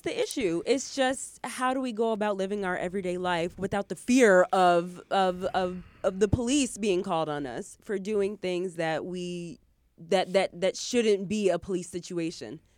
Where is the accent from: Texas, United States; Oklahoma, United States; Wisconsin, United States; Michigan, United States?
Michigan, United States; I grew up in Michigan, in the Midwest